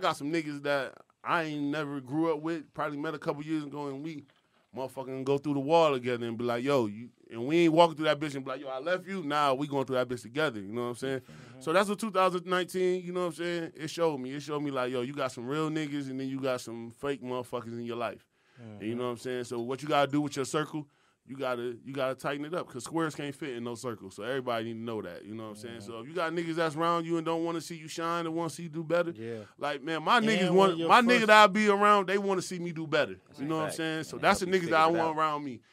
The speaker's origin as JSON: {"language": "English", "region": "New York", "country": "United States", "said": "I'm from New York"}